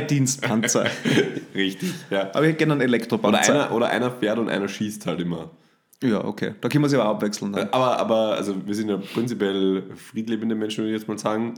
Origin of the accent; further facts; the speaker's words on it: Austria; bei uns in Österreich